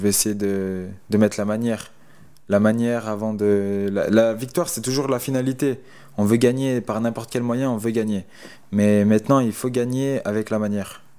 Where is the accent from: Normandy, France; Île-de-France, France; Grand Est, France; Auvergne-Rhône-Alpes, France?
Auvergne-Rhône-Alpes, France; Lyon; je suis resté dans ma région chez moi à Lyon